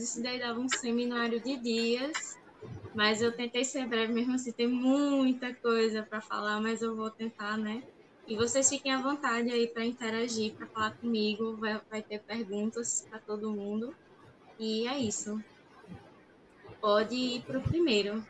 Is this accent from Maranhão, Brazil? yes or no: no; Paraíba, Brazil; eu sou da Paraíba